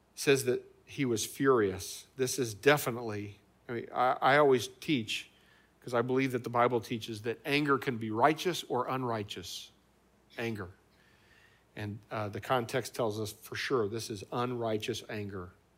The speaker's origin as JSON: {"language": "English", "region": "Indiana", "country": "United States", "tie": "born or raised there", "moved": "yes", "lives_now": "Ohio, United States", "said": "where I grew up in Indiana"}